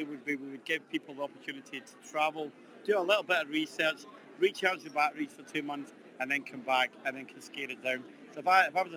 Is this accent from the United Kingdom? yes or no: yes; Scotland, United Kingdom; I'm Scottish